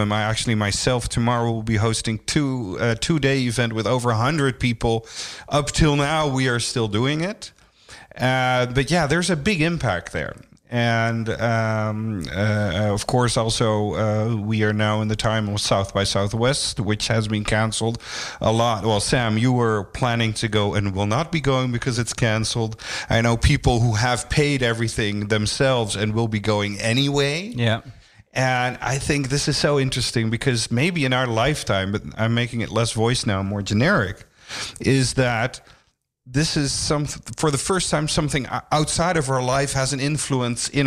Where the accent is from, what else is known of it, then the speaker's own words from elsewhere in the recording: Amsterdam, North Holland, Netherlands; I've been living most of my life here in Amsterdam.